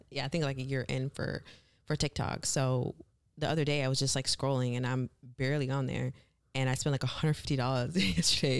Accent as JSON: {"language": "English", "region": "Michigan", "country": "United States", "tie": "born or raised there", "also_born_or_lived": "Kenya", "said": "I was born in Kenya, raised in Michigan"}